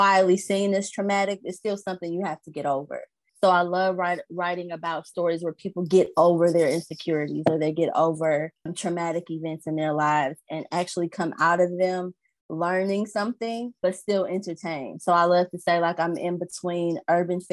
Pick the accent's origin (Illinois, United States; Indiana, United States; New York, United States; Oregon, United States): Illinois, United States; Alton; also born or lived in Maryland Heights, Missouri; I'm from Illinois. Alton, Illinois is about 10 minutes from St. Louis